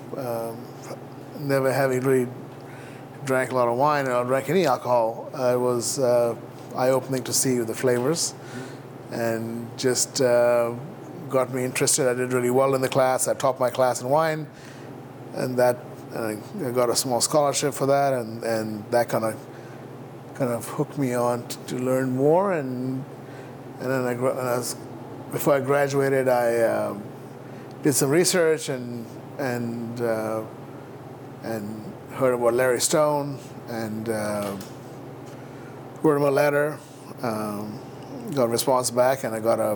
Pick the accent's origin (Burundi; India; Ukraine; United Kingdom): India; moved away as an adult; also born or lived in New York, United States / San Francisco, United States; now in United States; I grew up in India